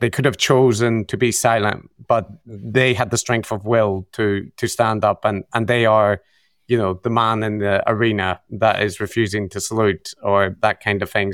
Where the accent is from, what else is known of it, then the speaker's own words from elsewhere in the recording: Belfast, Northern Ireland, United Kingdom; my background in, in Belfast, in growing up in the Troubles